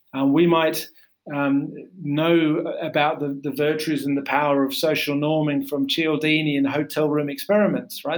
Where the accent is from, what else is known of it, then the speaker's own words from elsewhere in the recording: Australia; I grew up in Australia